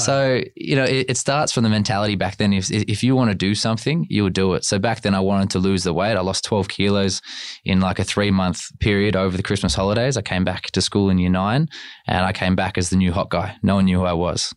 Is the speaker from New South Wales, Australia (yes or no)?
no; Canberra, Australian Capital Territory, Australia; moved away; I am from Canberra